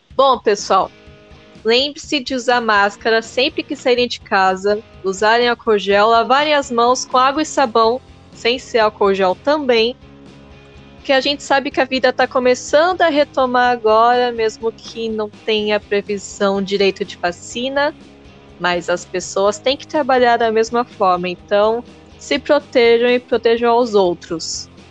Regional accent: Santos, São Paulo, Brazil; Eu sou de Santos

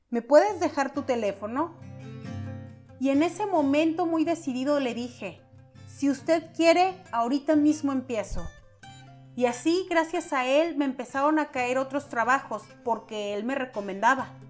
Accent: Orizaba, Veracruz, Mexico; moved away as an adult; Yo soy de Orizaba, pero me fui a la capital del estado en busca de mejores oportunidades laborales, ya que en mi lugar de origen las cosas estaban muy complicadas en aquel entonces.

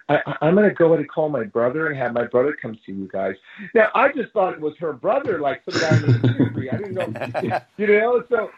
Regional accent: Los Angeles, California, United States; So growing up, where I grew up in Boyle Heights

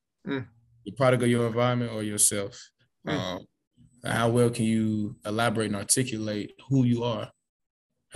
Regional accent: Atlanta, Georgia, United States; I live in Atlanta. I'm from Atlanta

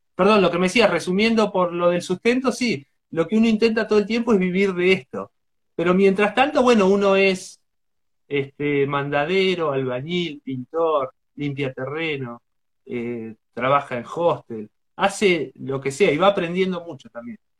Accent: Chillar, Buenos Aires Province, Argentina; Ahora estoy en, Argentina, en Chillar, que es mi pueblo natal, donde viven mis, mis padres

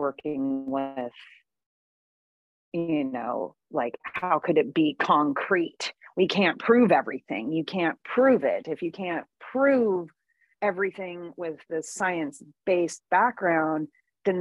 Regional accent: Santa Cruz, California, United States; also born or lived in Maui, Hawaii; now in Encinitas, United States; I grew up in Santa Cruz

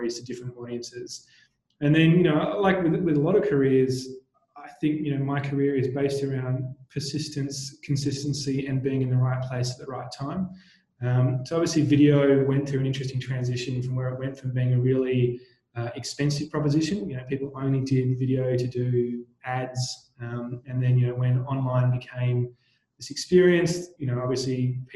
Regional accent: Tasmania, Australia; moved away; I actually grew up in Tasmania, you know, a small island down the bottom of Australia

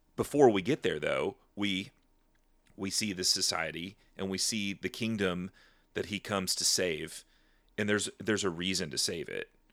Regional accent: United States

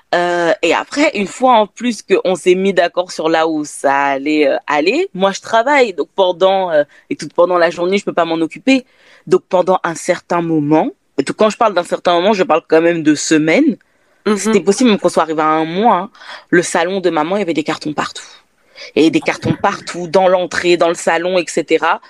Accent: France; je suis née en France si, si, si, si, je suis française.

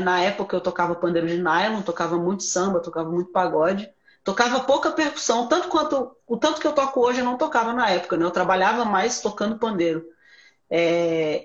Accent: Sobradinho, Federal District, Brazil; eu sou de Brasília, é, sou de Sobradinho, né, uma cidade satélite aqui de Sobradinho

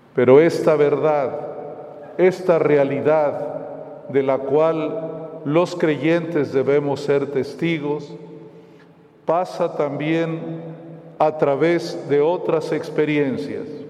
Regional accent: Mexico; nuestro país

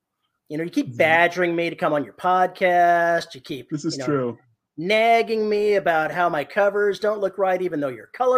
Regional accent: United States; as an American

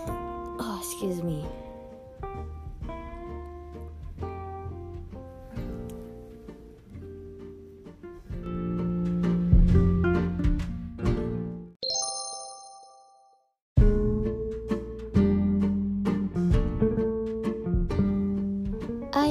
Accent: Philippines; now in Miami, United States; I am Filipino, he is Nicaraguan, and I was born in the Philippines

